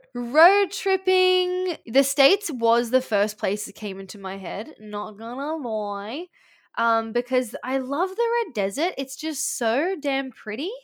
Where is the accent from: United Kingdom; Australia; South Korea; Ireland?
Australia; We're Australian.